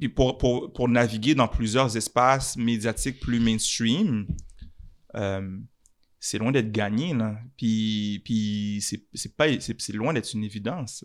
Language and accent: French; Montreal, Quebec, Canada; Je suis un Montréalais, mhm. je suis un Canadien